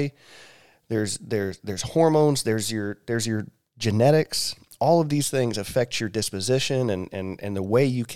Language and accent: English; Ocean Springs, Mississippi, United States; Patrick and I grew up pretty much right across the street from each other